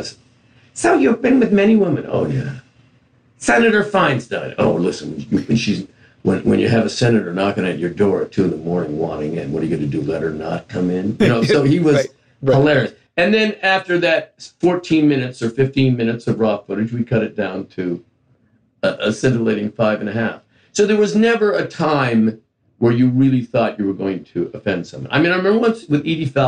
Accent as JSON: {"language": "English", "town": "Hamilton", "region": "Ontario", "country": "Canada", "tie": "born or raised there", "moved": "as an adult", "lives_now": "United States", "said": "growing up in Hamilton, Ontario, Canada"}